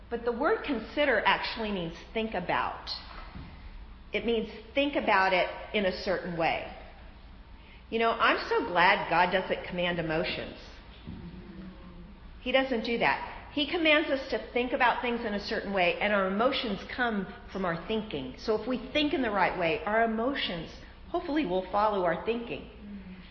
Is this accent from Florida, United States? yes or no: yes; Florida, United States; I'm from Florida. We have sinkholes in Florida